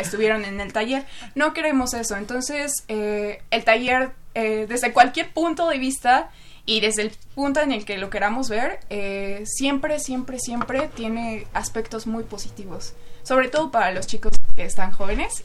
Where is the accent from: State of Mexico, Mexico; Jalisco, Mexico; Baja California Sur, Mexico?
State of Mexico, Mexico; Chimalhuacán; yo crecí en Chimalhuacán, Estado de México, eh, un lugar sumamente conflictivo